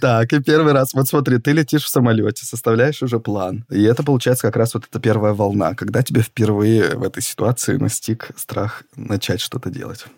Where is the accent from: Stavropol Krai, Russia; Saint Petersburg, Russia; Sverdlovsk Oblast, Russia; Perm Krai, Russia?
Sverdlovsk Oblast, Russia; Yekaterinburg; мы не из Москвы и не из Петербурга, мы из Екатеринбурга